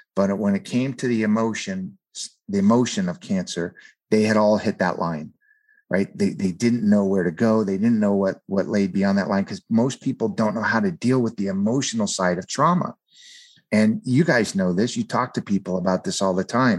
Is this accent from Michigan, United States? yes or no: no; San Fernando Valley, California, United States; I grew up in the San Fernando Valley area of, of California